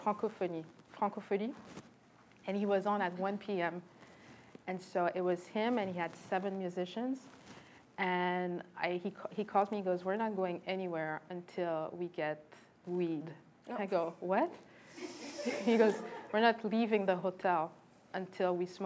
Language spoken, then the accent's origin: English; Montreal, Quebec, Canada; also born or lived in Trois-Rivières, Canada / Miami, United States; I was born in Trois-Rivières. I went to Catholic school from kindergarten to grade four. We moved to Montreal. I was grade five.